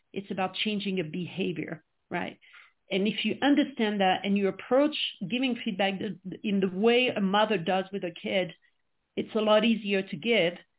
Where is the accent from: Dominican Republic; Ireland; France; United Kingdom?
France; English is a second language; moved away as an adult; now in United States; I was born and raised in France, which I'm sure you can quickly pick up uh, with my accent